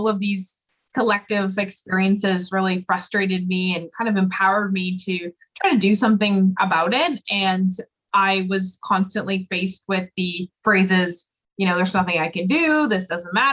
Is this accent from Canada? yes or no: yes; Oakville, Ontario, Canada; also born or lived in Peterborough, Ontario; I was born and raised in Oakville, Ontario, and I moved to Peterborough, Ontario when I was about 18 years old